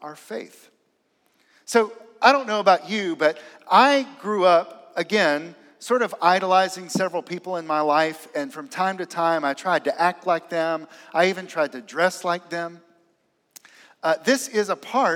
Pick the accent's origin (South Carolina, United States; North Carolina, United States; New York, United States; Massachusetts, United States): South Carolina, United States; Aiken; growing up in Aiken, South Carolina.